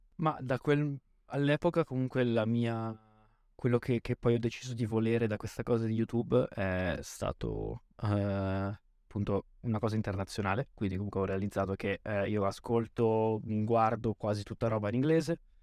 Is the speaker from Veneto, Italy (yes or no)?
yes; Lazise, Veneto, Italy; io vengo da un paesino in provincia di Verona, sul lago di Garda